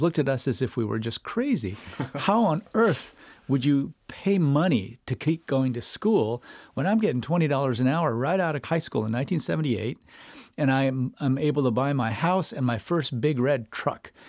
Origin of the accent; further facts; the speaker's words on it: Iowa, United States; moved away; I grew up in Iowa